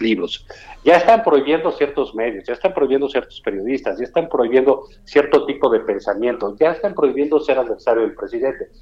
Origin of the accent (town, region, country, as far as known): Mexico